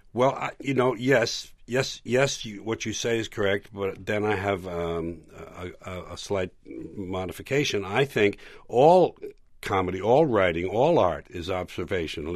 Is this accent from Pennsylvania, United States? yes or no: no; New York, United States; born or raised there